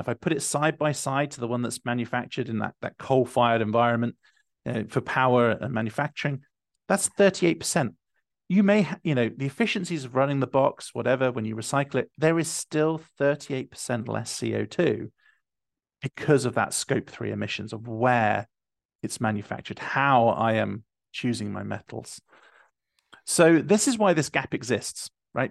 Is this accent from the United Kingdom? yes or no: yes; United Kingdom; I'm being from the United Kingdom